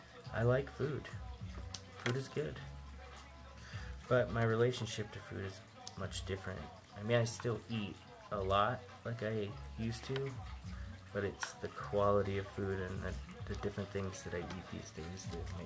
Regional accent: New Mexico, United States; And we grew up in New Mexico for a while, and we just developed this tolerance to it.

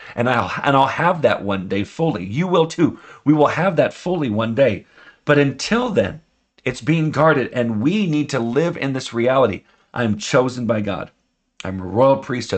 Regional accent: United States; I'm an American

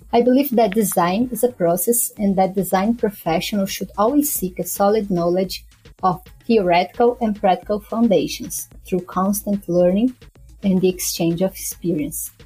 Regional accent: São Paulo, Brazil; moved away as an adult; also born or lived in Recife, Pernambuco; I have moved back to São Paulo, my hometown

